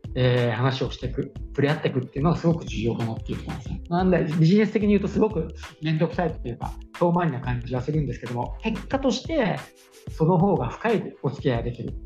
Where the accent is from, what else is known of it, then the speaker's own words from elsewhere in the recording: Kanagawa, Japan; 私がちっちゃい頃ってあの地元が神奈川県だったので